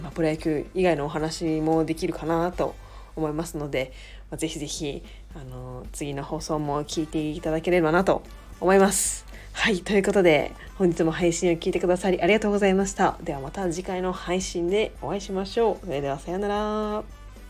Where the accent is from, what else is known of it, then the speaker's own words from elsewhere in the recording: Kobe, Hyogo, Japan; moved away as an adult; now in Tokyo, Japan; 地元に帰って、神戸